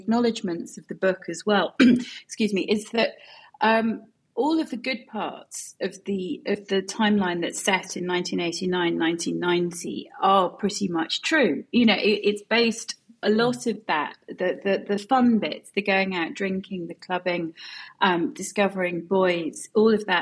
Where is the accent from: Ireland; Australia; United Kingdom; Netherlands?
United Kingdom; Edinburgh, Scotland; I grew up in Edinburgh